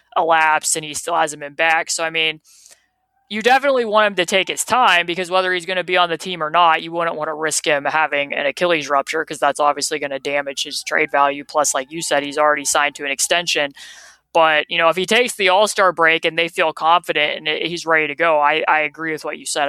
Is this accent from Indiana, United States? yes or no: yes; Indiana, United States; I grew up here in Indiana